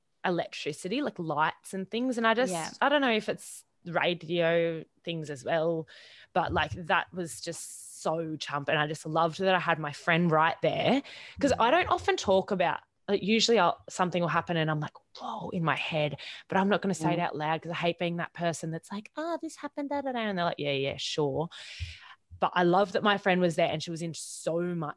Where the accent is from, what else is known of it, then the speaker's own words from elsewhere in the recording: Queensland, Australia; also born or lived in Sydney; I was driving from Sydney up to Queensland back home